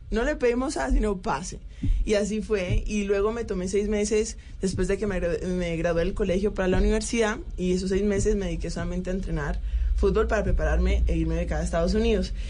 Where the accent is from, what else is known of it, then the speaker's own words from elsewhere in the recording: Colombia; now in Turkey; yo soy colombiana